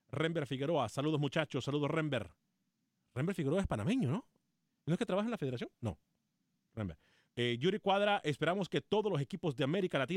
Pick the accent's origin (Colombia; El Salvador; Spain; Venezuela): El Salvador; ¿Usted dónde es, …? Eh, eh, yo soy del Salvador.